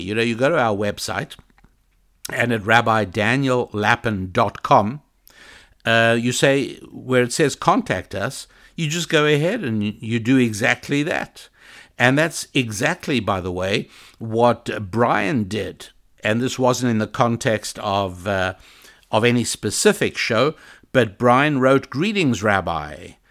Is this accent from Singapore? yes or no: no; South Africa; moved away; I was born in South Africa